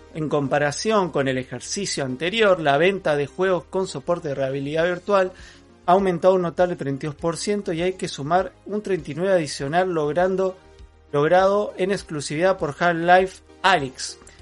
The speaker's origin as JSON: {"language": "Spanish", "country": "Argentina", "also_born_or_lived": "Neuquén", "said": "soy argentino."}